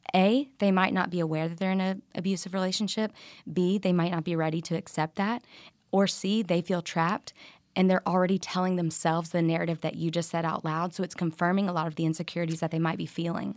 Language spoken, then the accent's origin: English; Louisiana, United States; I'm from Louisiana